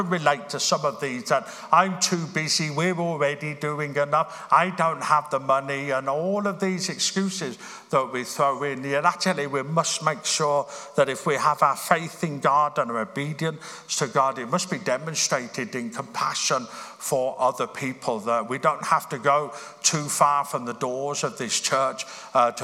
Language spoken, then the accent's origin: English; Birmingham, West Midlands, United Kingdom; I grew up in Birmingham.